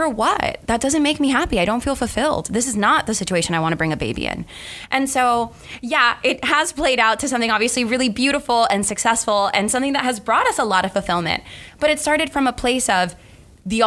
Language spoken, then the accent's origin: English; Miami, Florida, United States; moved away as an adult; I was born and raised in Miami to Cuban parents